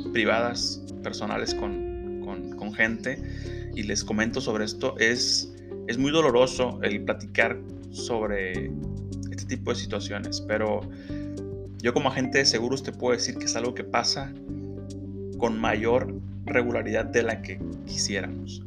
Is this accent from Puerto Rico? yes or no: no; Mexico; es algo que a todos como mexicanos nos impacta